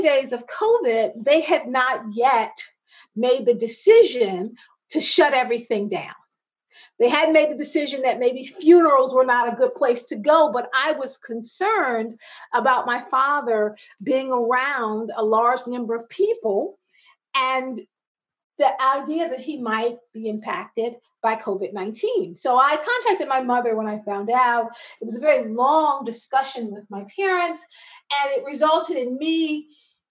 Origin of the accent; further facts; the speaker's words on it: South Carolina, United States; also born or lived in Washington, D.C. / New York; now in Baltimore, United States; I am originally from South Carolina. I grew up between South Carolina and Washington, D.C.